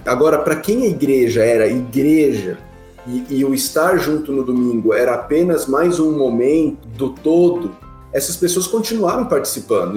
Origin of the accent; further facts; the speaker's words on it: Atibaia, São Paulo, Brazil; Eu sou paulistano, sou paulistano. Nasci aí em São Paulo, é, morei em São Paulo até os oito anos de idade né? Aí a gente mudou para Atibaia, pertinho aí de São Paulo